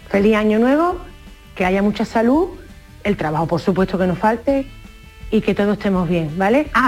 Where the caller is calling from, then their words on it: Bollullos de la Mitación, Andalusia, Spain; Buenos días. … de Bolullo.